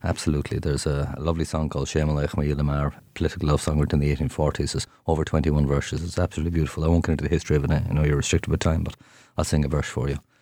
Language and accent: English; Dingle, Munster, Ireland; first language Irish; English is a second language; I'll use Dingle as an example because it's my hometown